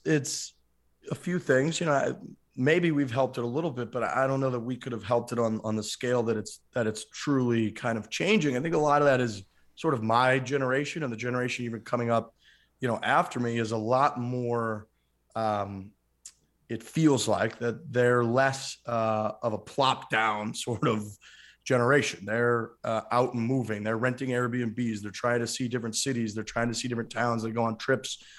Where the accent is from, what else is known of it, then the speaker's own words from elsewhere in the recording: St. Louis, Missouri, United States; I grew up in the Saint Louis area